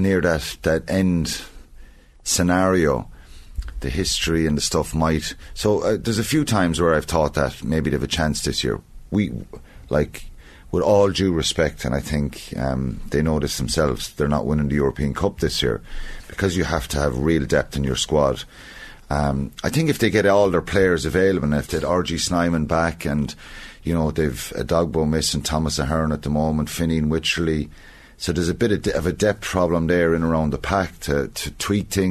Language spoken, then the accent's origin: English; Ireland; we're good as Irish people